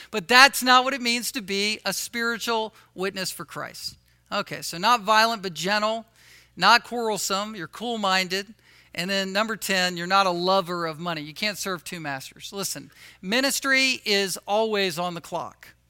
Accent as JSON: {"language": "English", "town": "Virginia Beach", "region": "Virginia", "country": "United States", "tie": "born or raised there", "moved": "yes", "said": "where I grew up in Virginia, Virginia Beach"}